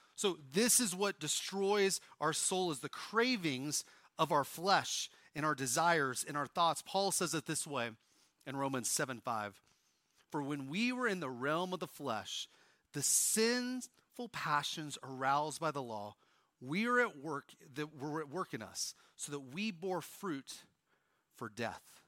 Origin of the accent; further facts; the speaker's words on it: Oklahoma, United States; If you wonder how I can do that accent so well, I'm from Oklahoma